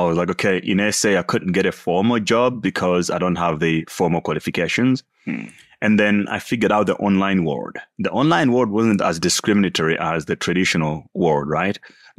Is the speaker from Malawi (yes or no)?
yes; Malawi; born there; So I was born in Malawi, typical African life, extremely poor and all that.